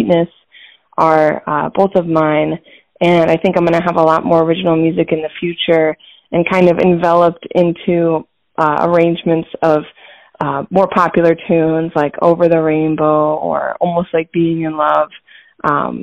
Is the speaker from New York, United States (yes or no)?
no; Hudson, Ohio, United States; moved away as an adult; also born or lived in Grand Rapids, Michigan / Columbus, Ohio; now in Detroit, United States; I was born in Grand Rapids, Michigan, but my family moved when I was very young to a town in Northeast Ohio, which is where I grew up up until age 18